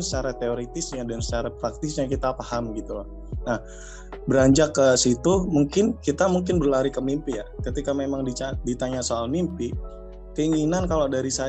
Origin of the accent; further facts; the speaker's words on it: Surabaya, East Java, Indonesia; Aku asli Surabaya.